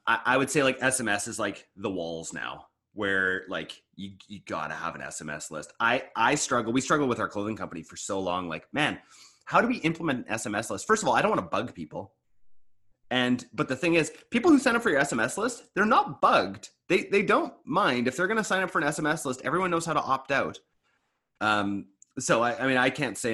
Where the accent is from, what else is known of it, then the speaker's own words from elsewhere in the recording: Eastern Canada, Canada; now in British Columbia, Canada; I used to live on that side of the country when I grew up too